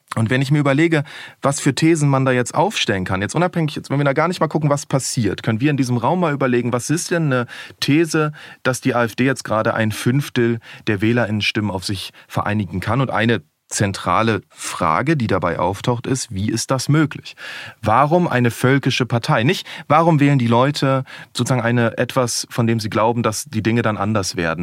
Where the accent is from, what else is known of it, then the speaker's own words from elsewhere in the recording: Berlin, Germany; ich bin in Berlin groß geworden